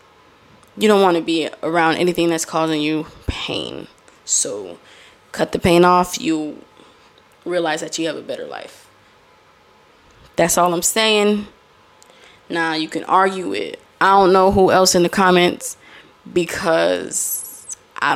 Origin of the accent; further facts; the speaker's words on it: Florida, United States; accent: Florida; I am from Florida.